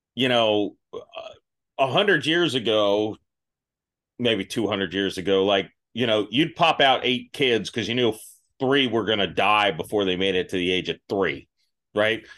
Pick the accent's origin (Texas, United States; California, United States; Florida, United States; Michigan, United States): Florida, United States; I grew up in Florida